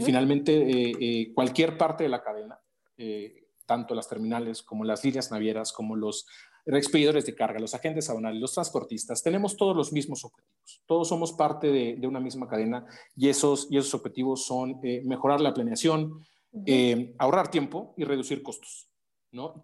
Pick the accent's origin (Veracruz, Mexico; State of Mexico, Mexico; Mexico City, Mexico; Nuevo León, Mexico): Veracruz, Mexico; en el puerto de Veracruz, eh, de donde soy originario